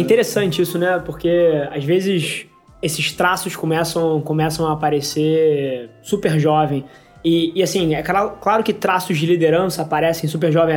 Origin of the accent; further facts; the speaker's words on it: Rio de Janeiro, Brazil; também sou carioca igual a você, nascido e criado aqui.